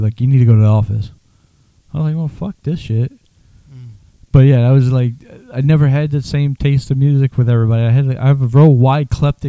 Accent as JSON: {"language": "English", "town": "New Orleans", "region": "Louisiana", "country": "United States", "tie": "born or raised there"}